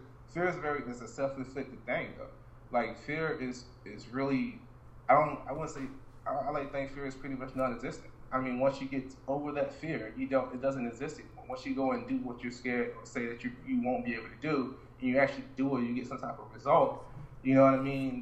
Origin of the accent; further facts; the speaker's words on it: Orlando, Florida, United States; now in New York, United States; I'm far from Florida, from Orlando, Florida